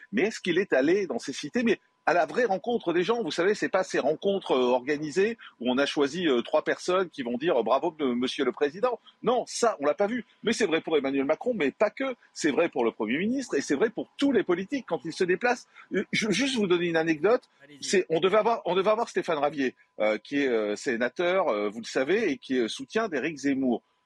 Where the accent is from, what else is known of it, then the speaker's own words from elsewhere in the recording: Marseille, Provence-Alpes-Côte d'Azur, France; j'ai grandi à Marseille